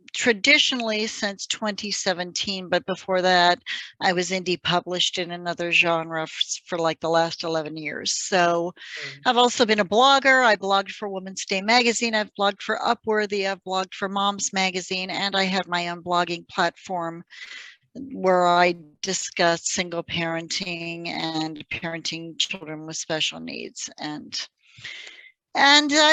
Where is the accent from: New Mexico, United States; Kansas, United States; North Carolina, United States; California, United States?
New Mexico, United States; now in Pennsylvania, United States; I live in Pennsylvania. I have been here quite a few years, but before that, I grew up in New Mexico. That's my home state.